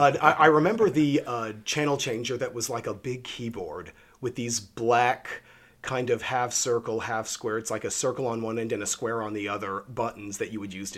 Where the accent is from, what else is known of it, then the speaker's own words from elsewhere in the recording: Tulsa, Oklahoma, United States; now in Los Angeles, United States; I was born in Tulsa, Oklahoma to for Oklahomans, very progressive, kind of professional by day, bohemian thespian by night parents that were, you know, very, very involved in stage out there.